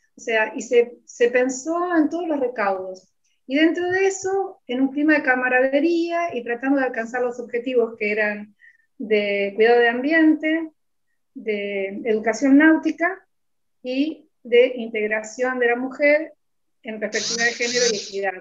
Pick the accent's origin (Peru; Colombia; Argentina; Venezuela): Argentina; San Pedro; me encuentro con una chica de mi pueblo